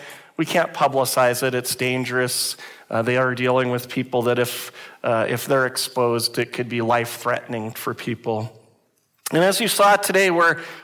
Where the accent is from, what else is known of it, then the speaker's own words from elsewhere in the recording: United States; now in Canada; I grew up in the United States